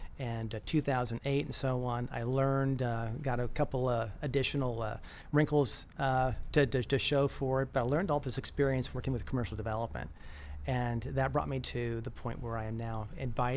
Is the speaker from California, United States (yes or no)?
yes; Chula Vista, California, United States; also born or lived in New York State; Grew up in Chula Vista, went to school, Chula Vista High School